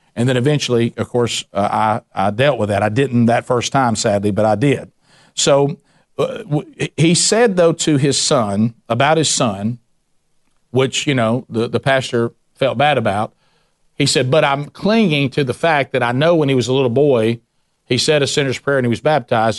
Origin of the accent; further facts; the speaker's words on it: the South, United States; my experience growing up in the South.